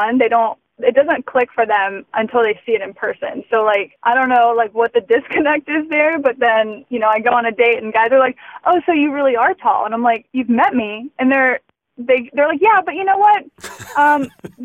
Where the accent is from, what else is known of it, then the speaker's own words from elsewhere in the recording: Georgia, United States; moved away; growing up in Georgia, I had such an incredible support system through pageantry.